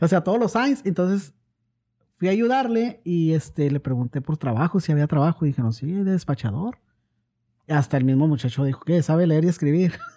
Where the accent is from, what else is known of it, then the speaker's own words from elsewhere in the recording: Ciudad Juárez, Chihuahua, Mexico; moved away as an adult; now in Oklahoma, United States; soy originario de Ciudad Juárez, Chihuahua. Ah, tengo radicando aquí en Oklahoma cerca de 20 años.